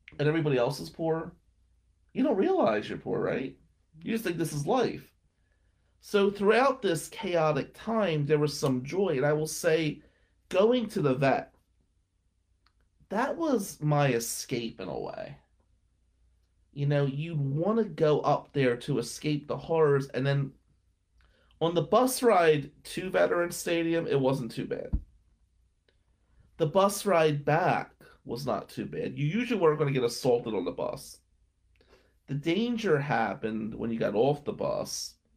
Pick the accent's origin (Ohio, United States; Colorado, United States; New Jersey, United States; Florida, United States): New Jersey, United States; Atlantic City; now in Michigan, United States; growing up in Ducktown